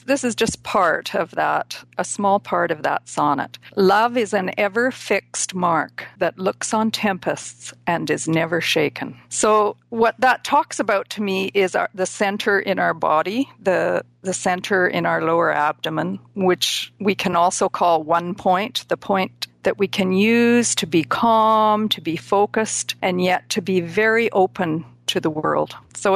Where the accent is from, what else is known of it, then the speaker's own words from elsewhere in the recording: Vancouver, British Columbia, Canada; also born or lived in South Africa; now in Pender Island, Canada; I grew up in the Vancouver, BC area